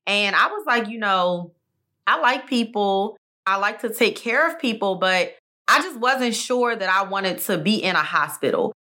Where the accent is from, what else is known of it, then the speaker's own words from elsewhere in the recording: Maryland, United States; now in Texas, United States; Maryland is my home state